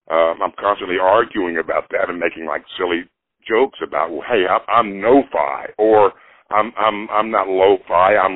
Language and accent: English; Nashville, Tennessee, United States; moved away as an adult; also born or lived in New Jersey; I'm born and raised in Nashville, but I split for New Jersey for 33 years in 78 up until 2010